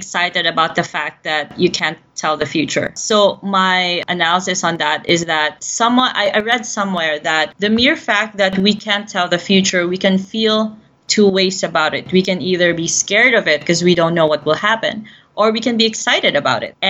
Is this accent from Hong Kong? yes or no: no; Philippines; I'm based in Southeast Asia, and I've been born and raised in the Philippines